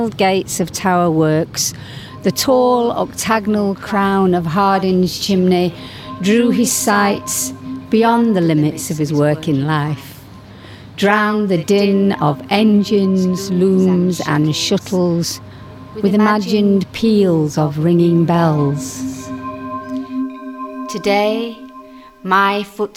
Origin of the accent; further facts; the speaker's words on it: Leeds, Yorkshire and the Humber, United Kingdom; moved away; my childhood in the 50s, growing up in Leeds